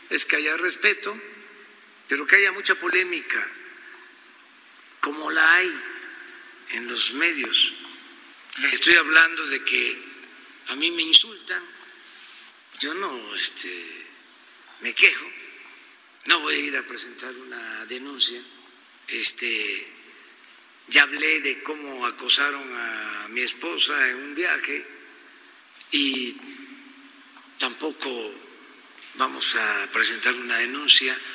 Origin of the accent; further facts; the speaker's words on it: Tepetitán, Tabasco, Mexico; now in Mexico City, Mexico; Pues yo soy de Tepetitán